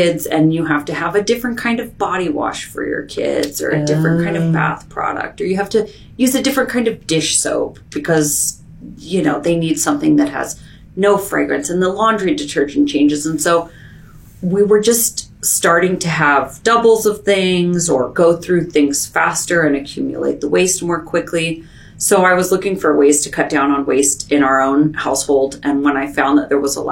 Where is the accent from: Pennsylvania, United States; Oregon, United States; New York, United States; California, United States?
Oregon, United States; Portland; moved away as an adult; now in Bellingham, United States; We moved here about 3.5 years ago when my son was born. We're from Portland